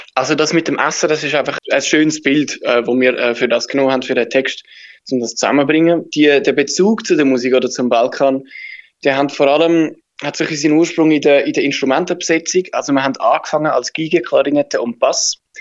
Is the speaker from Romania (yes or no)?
no; Switzerland; wir sind, wir sind Schweizer